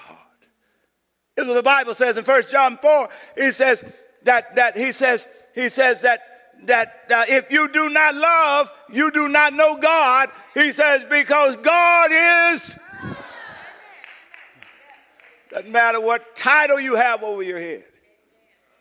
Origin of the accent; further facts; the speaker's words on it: Louisiana, United States; moved away; my home state of Louisiana